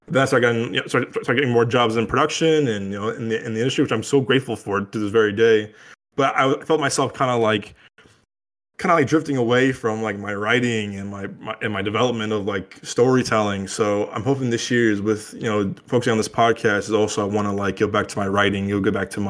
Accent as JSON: {"language": "English", "town": "Chicago", "region": "Illinois", "country": "United States", "tie": "born or raised there", "said": "loosely inspired by you know, growing up in Chicago, it was like kind of like, you know, like little like not life stories"}